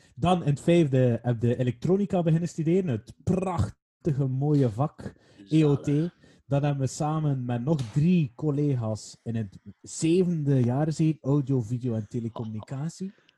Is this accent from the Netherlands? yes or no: no; Waregem, Flanders, Belgium; Ik ben niet in Waregem geboren, maar wel opgegroeid.